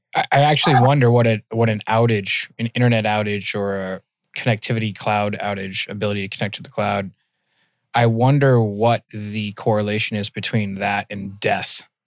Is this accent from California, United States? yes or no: no; outside of Worcester, Massachusetts, United States; accent: Mass accent; I grew up in Mass. I grew up in outside of Worcester.